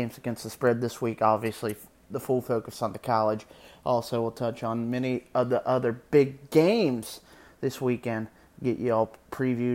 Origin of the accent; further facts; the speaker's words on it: Southern Ohio, United States; I'm from Ohio, Southern Ohio.